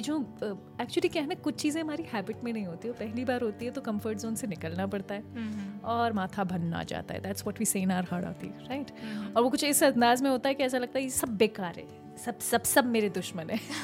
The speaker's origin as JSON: {"language": "Hindi", "town": "Kota", "region": "Rajasthan", "country": "India", "said": "मैं कोटा से हूँ"}